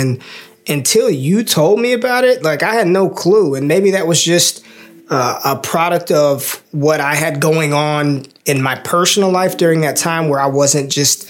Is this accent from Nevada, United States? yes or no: yes; Las Vegas, Nevada, United States; now in Texas, United States; I'm from Vegas.